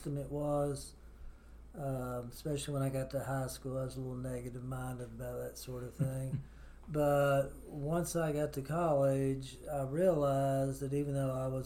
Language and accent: English; Kingsport, Tennessee, United States; moved away as an adult; also born or lived in British Columbia; I was born in Kingsport, Tennessee in 1954